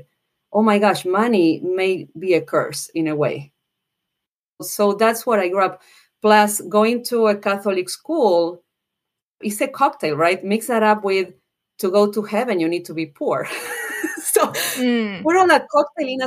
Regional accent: General Belgrano, Buenos Aires Province, Argentina; moved away as an adult; now in United States; I'm from Argentina, but I've been here in the U.S. for 20 years. I came here to do my MBA

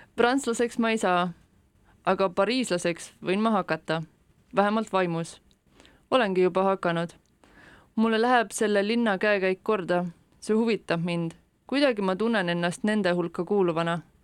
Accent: Estonia; ma olen siia sündinud

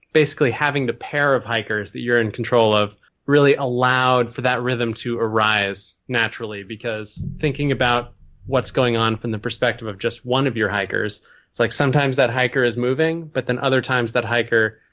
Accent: Burlington, Vermont, United States; also born or lived in Ohio; I was born in Ohio, but my parents split up when I was pretty young. And so when I was 5, I moved up to Burlington, Vermont, which is where I went to school, like all through public school.

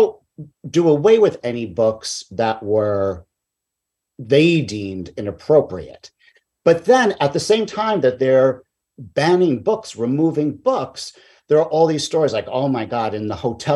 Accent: New York City, New York, United States; I grew up in Queens

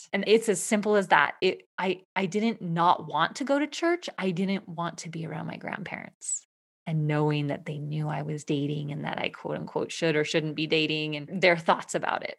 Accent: Eastern Washington State, United States; I grew up in Eastern Washington State

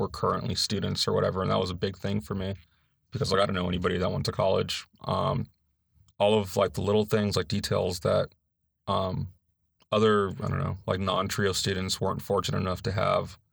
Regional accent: Los Angeles, California, United States; moved away as an adult; now in North Carolina, United States; I'm from Los Angeles, California, in, like, this area called San Gabriel Valley

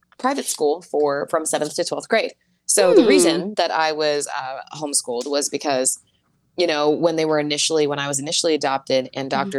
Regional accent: Wilkinsburg, Pennsylvania, United States; also born or lived in Fawn Township, Pennsylvania / Freeport, Pennsylvania; I was born in Wilkinsburg, same place as Gene Kelly

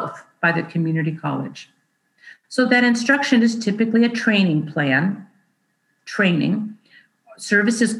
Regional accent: Bay Area, California, United States; now in North State, California, United States; I grew up in the Bay Area, but now I live in the North State.

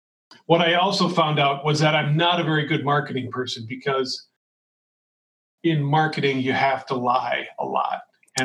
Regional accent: Shakopee, Minnesota, United States; relatives that are named Unz that are, you know, far back related to us in the same town that I grew up. I grew up in Shakopee.

